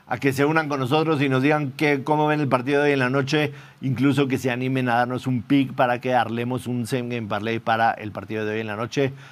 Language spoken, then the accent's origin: Spanish; Tamaulipas, Mexico; ¿De dónde eres … ? De Tamaulipas.